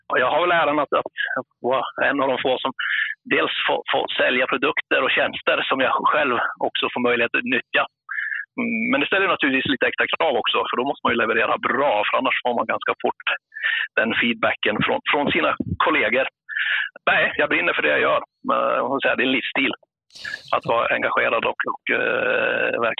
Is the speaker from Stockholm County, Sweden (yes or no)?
no; Jämtland, Sweden; Just nu sitter jag uppe i Jämtland, det är mina hemtrakter, kommer från Jämtland.